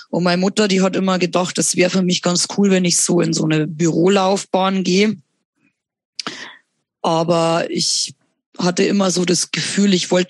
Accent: Bavaria, Germany; verdient man tatsächlich in der behinderten äh, Betreuung am besten bei uns in Bayern.

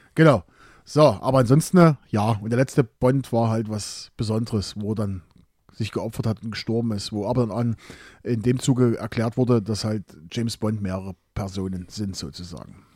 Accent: East Germany, Germany; bei uns in der DDR

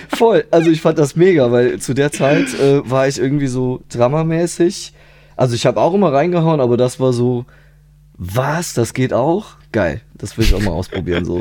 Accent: near Trier, Rhineland-Palatinate, Germany; now in Vulkaneifel, Germany; ursprünglich bin ich aus der Nähe, also so direkter Nähe von Trier, so genau. Also da bin ich dann auch ja, bis ich Anfang 20 war, habe ich da gelebt, so bei meinen Eltern

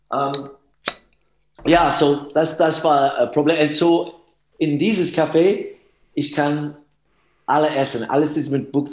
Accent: Germany; now in Vienna, Austria; ich, ich bin Deutscher, aber ich lebe

